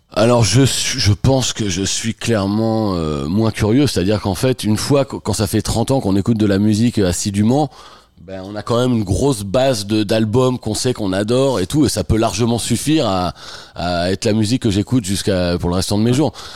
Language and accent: French; France; moved away as an adult; also born or lived in Picardy / Normandy / Touraine / Beaumont-en-Véron; now in Paris, France; Je suis né en Picardie, j'ai grandi en Normandie, et je suis arrivé à Paris euh, il y a 25 ans à peu près